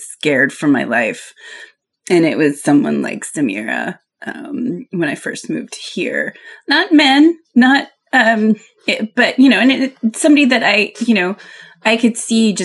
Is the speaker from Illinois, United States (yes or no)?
no; Pennsylvania Dutch country, United States; I grew up in Pennsylvania, Dutch country